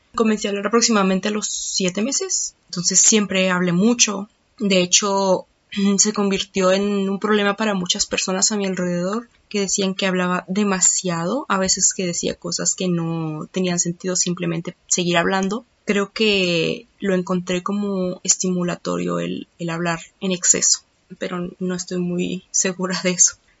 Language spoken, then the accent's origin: Spanish; Mexico; born or raised there